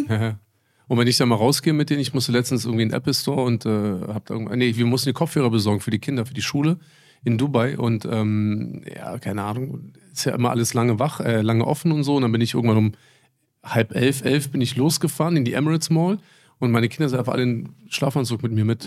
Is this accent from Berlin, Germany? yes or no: yes; Berlin, Germany; also born or lived in Bad Soden; bin ich das letzte Jahr, also die sechste Klasse, bin ich ja wieder zurück. Das war nach, nach Mauerfall, 89, 90. War ich dann hier in Marienfelde auf der Grundschule